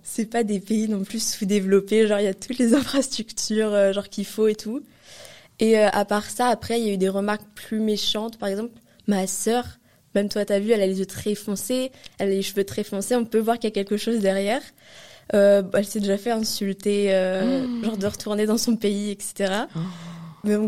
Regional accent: France; on est français

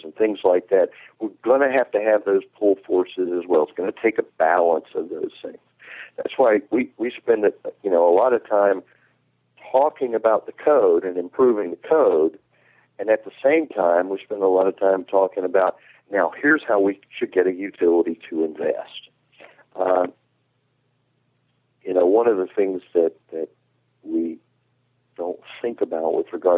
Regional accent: North Carolina, United States; In my home state of North Carolina

